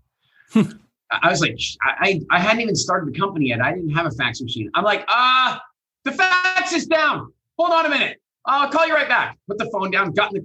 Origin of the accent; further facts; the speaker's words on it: Canada; accent: Canadian; moved away; also born or lived in England; I was in England and I had my Canadian accent.